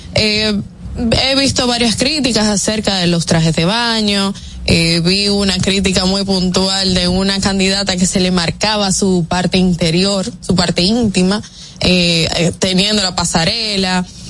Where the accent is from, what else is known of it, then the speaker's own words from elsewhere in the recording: Dominican Republic; para nosotros los dominicanos